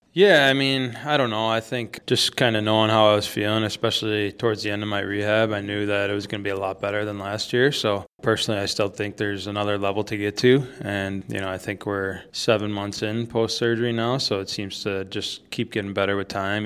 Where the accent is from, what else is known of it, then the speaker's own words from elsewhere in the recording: Buffalo, New York, United States; moved away; also born or lived in Michigan; I grew up in Buffalo, too